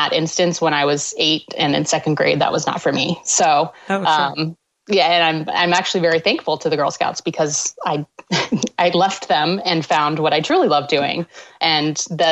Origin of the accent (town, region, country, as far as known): Washington, United States; born or raised there; moved away as an adult; also born or lived in Canada / New York / Amherst, Massachusetts